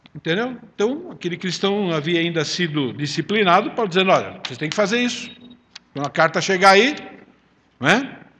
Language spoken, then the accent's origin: Portuguese; Italy; eu sou italiano